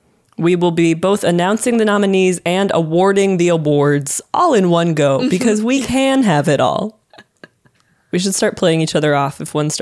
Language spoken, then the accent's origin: English; United States; moved away as an adult; now in England; I'm an American.